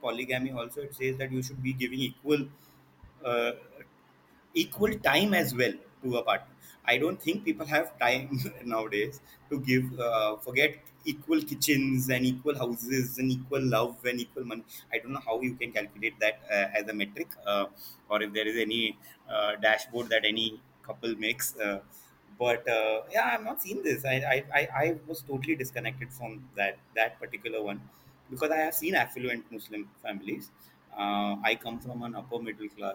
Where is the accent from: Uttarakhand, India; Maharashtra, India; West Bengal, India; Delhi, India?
Maharashtra, India; Ratnagiri; my hometown is Ratnagiri, which is a small town.